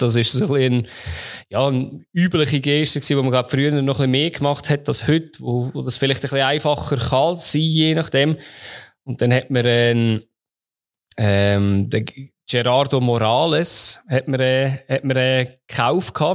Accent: Switzerland; meine Jugend fast verzaubert in der Schweiz

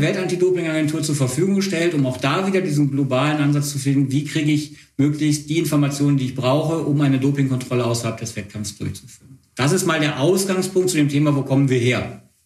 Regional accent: Wuppertal, North Rhine-Westphalia, Germany; ich komme nicht aus Bonn, sondern ich komme, ähm, aus Wuppertal

